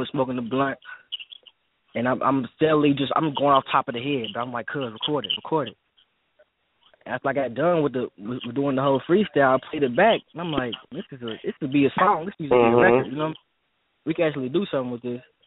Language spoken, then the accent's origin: English; Louisville, Kentucky, United States; I'm from the West End